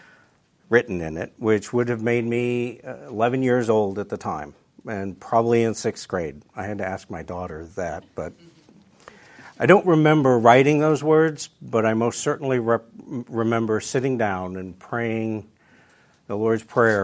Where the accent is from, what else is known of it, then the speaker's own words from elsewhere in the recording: Wisconsin, United States; also born or lived in Illinois; I was born in 1967 in Illinois. And when I was seven, my family moved to upstate Wisconsin. Where we moved to, not a whole lot to say about it, except it's very small. We were the second largest town in the county with 300 people.